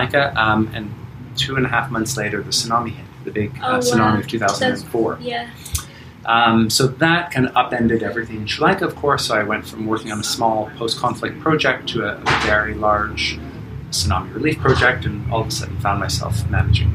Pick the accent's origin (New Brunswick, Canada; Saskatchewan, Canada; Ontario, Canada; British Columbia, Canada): Ontario, Canada; Toronto; moved away as an adult; also born or lived in Asia; now in Bali, Indonesia; I'm Canadian. I grew up in Toronto. I escaped Canada in its winters when I was around 21.